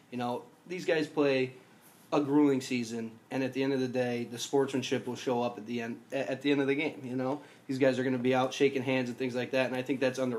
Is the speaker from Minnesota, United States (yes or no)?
no; Buffalo, New York, United States; I'm from Buffalo area.